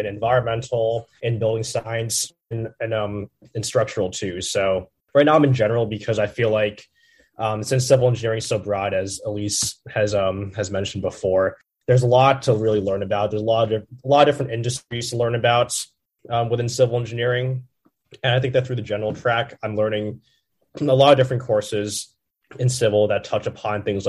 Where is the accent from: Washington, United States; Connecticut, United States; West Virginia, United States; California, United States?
Connecticut, United States; Ridgefield; moved away as an adult; now in Los Angeles, United States; I'm a junior from Ridgefield, Connecticut